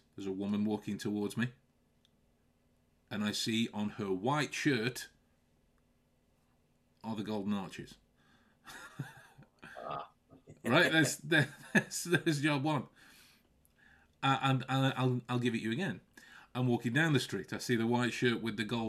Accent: Stoke-on-Trent, West Midlands, United Kingdom; we have Duck in Stoke.

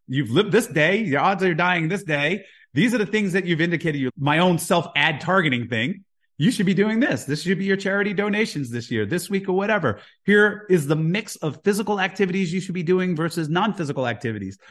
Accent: Jersey City, New Jersey, United States; moved away as an adult; also born or lived in Houston, Texas; now in Saint Thomas, US Virgin Islands; I grew up in Jersey City

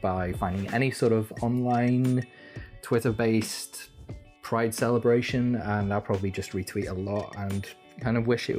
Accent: North Wales, United Kingdom; Growing up in a little village in North Wales

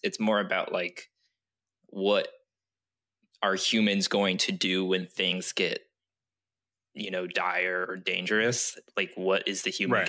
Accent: Japan; moved away; technically I'm t- Chinese, but I grew up in Japan

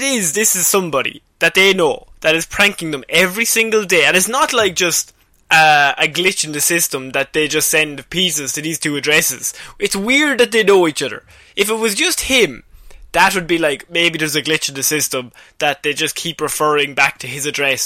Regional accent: Ireland; as an Irish person

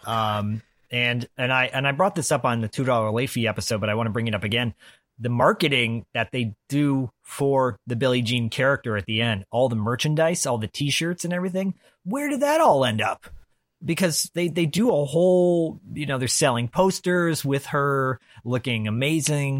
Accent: Detroit, Michigan, United States; I grew up in Detroit as a kid

